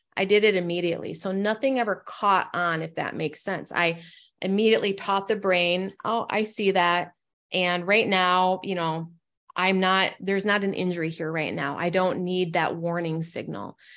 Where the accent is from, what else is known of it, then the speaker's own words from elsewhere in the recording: Northern Michigan, United States; moved away as an adult; also born or lived in Portland, Oregon; I'm from Northern Michigan. I travel home